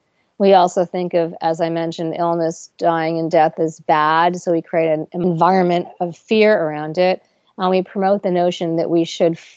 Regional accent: New York, United States; I'm a New Yorker

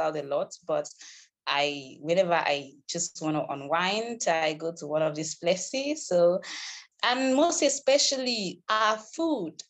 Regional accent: Uyo, Akwa Ibom, Nigeria; I'm from Akwaibom, but in another local government. But I live in the city center. I live in the state capital. So it's basically where I grew up from. So I grew up here

